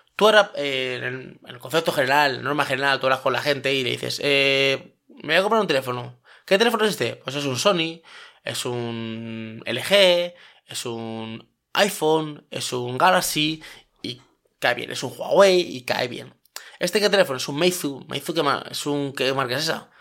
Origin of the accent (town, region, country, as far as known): Spain